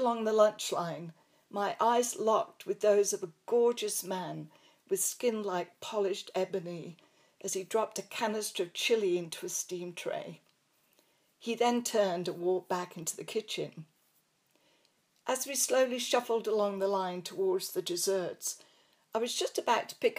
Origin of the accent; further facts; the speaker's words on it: England, United Kingdom; accent: English; moved away as an adult; also born or lived in Coventry / Canada / United States; They actually liked my English accent, but really enjoyed hearing me pronounce laboratory.